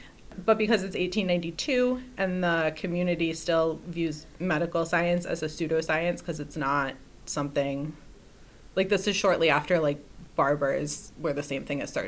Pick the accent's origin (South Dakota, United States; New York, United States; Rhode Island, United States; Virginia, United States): Rhode Island, United States; Growing up in Rhode Island